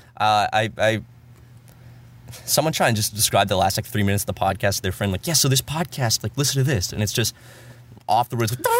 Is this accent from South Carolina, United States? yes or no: yes; South Carolina, United States; moved away; back home in South Carolina